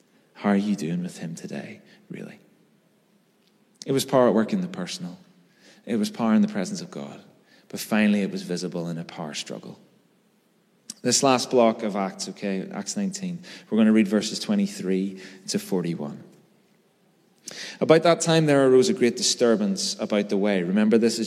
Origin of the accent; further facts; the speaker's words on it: Belfast, Northern Ireland, United Kingdom; I grew up in North Belfast through the 90s